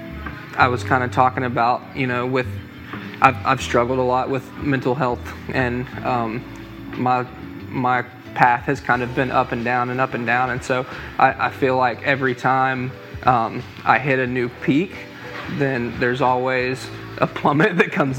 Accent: Maryville, Tennessee, United States; I'm from Maryville, Tennessee, born and raised, and have grown up in this community

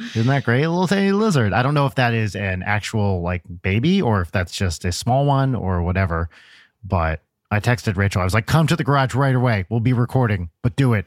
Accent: Pompton Lakes, New Jersey, United States; I'm from Pompton Lakes, which is, like, up, up north

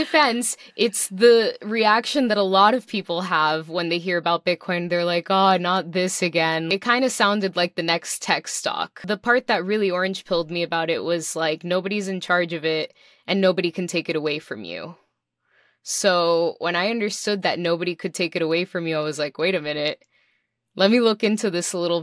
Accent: Miami, Florida, United States; also born or lived in New York / Dominican Republic / Puerto Rico; I am a Miami native. I was born and raised here in Miami, Florida

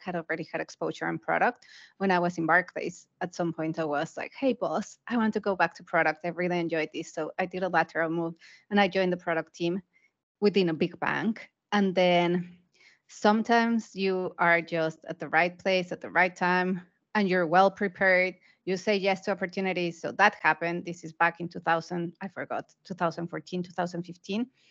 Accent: Mexico; moved away as an adult; also born or lived in United Kingdom / Asia; I'm originally from Mexico, so I started my career in a Mexican development bank.

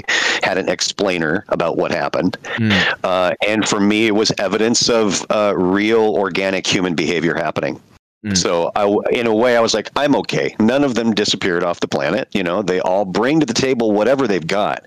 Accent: United States; I grew up in the United States scouting

